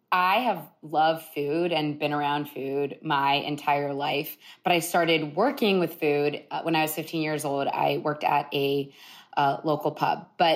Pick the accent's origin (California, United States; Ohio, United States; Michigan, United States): Ohio, United States; Columbus; growing up in Columbus, Ohio